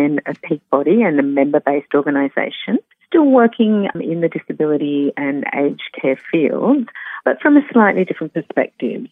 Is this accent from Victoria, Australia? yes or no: yes; Melbourne, Victoria, Australia; moved away as an adult; also born or lived in Western Australia / Perth / Sydney; I moved from Melbourne, which was originally my home, to Western Australia with my partner at the time